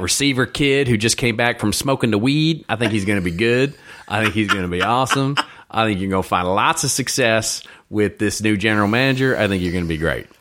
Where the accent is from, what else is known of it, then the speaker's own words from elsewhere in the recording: Texas, United States; I'm from Texas